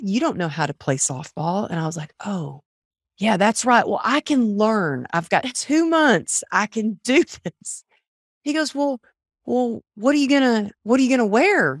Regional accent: Texas, United States; moved away; also born or lived in California; growing up in Texas

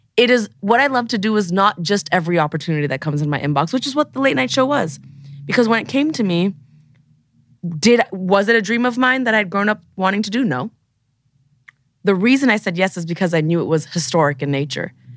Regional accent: Toronto, Ontario, Canada; moved away as an adult; now in Los Angeles, United States; Growing up in Toronto, in university, I knew exactly one queer person

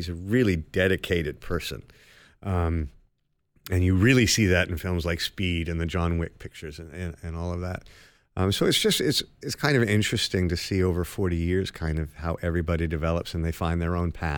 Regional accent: Toronto, Ontario, Canada; born or raised there; also born or lived in London, England / Los Angeles

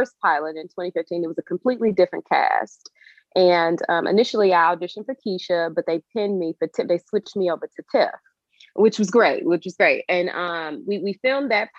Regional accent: Chicago, Illinois, United States; growing up in Chicago and just the environment that I grew up

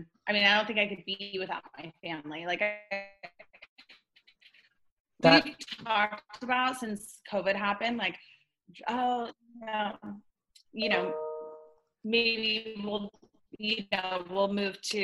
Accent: Laguna Beach, California, United States; also born or lived in Los Angeles / Corona del Mar; now in Costa Mesa, United States; born and raised in Laguna Beach

